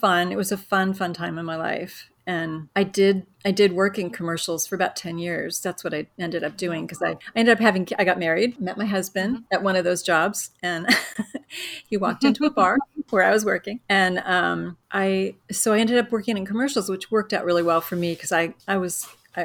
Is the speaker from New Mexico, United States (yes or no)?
no; Syracuse, New York, United States; moved away as an adult; also born or lived in California; I'm originally from Syracuse. That's where I grew up